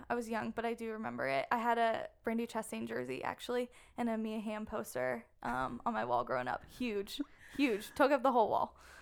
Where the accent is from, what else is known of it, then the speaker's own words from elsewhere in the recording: Maryland, United States; moved away as an adult; also born or lived in South Carolina; growing up in Maryland, I started soccer at a very young age